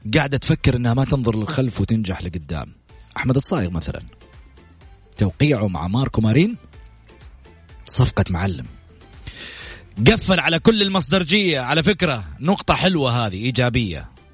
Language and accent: Arabic; Saudi Arabia